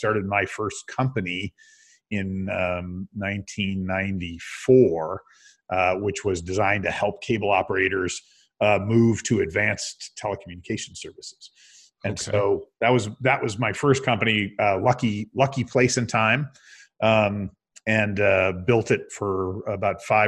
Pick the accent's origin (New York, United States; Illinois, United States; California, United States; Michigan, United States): New York, United States; Binghamton; moved away as an adult; also born or lived in San Francisco; in my hometown of Binghamton, New York